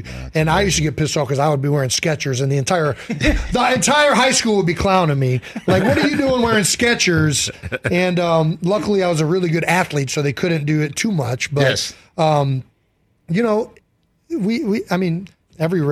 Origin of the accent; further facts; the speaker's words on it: Cleveland Heights, Ohio, United States; we grew up in Cleveland Heights, Ohio